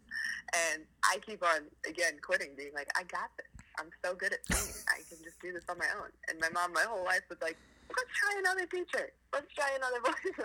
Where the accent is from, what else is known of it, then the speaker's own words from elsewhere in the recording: Philadelphia, Pennsylvania, United States; I am born and raised in Philadelphia, suburb of Philadelphia.